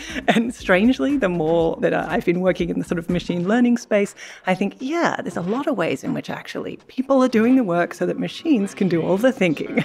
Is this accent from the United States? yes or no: no; Australia; moved away; I grew up in Australia.